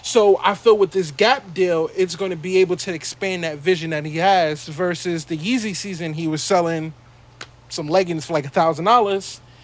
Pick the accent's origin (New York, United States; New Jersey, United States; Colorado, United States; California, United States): New York, United States; New York City; we're we're from Brooklyn